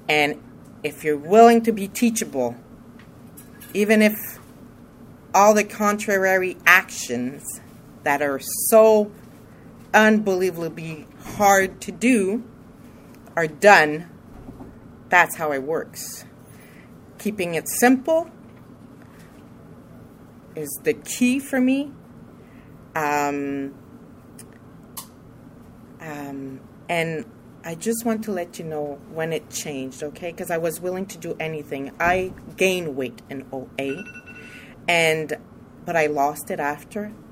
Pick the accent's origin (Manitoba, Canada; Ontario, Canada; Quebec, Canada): Quebec, Canada; Montreal; I'm from Montreal too.